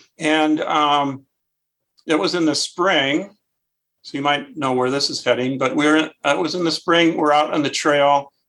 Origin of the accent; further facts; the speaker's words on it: Minnesota, United States; moved away as an adult; now in Chicago area, United States; I grew up in Minnesota.